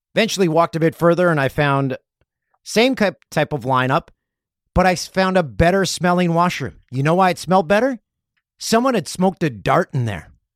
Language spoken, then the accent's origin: English; Peterborough, Ontario, Canada; moved away; Had to go to Peterborough. It's, uh, my hometown